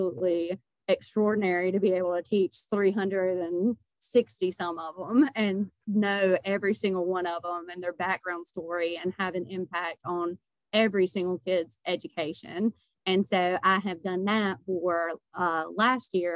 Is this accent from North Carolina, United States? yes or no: yes; Denton, North Carolina, United States; I moved back to my hometown, which is Denton